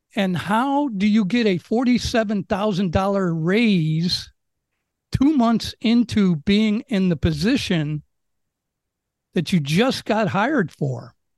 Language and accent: English; Chicago, Illinois, United States; moved away as an adult; now in Maui, United States; I'm from Chicago